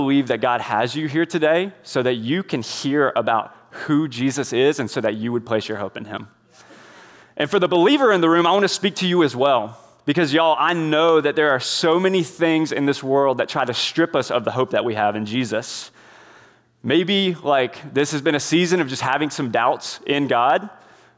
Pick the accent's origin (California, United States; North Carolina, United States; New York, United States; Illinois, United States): North Carolina, United States; Indian Trail; I was raised in Indian Trail, North Carolina